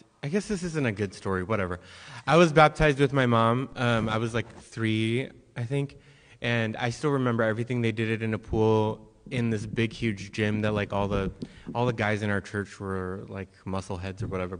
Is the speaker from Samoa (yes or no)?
yes; Samoa; moved away; we're from Samoa